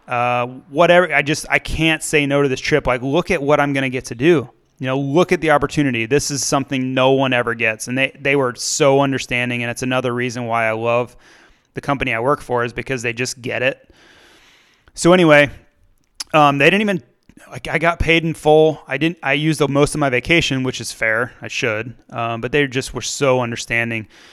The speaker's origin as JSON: {"language": "English", "country": "United States", "said": "being an American by myself in my thirties"}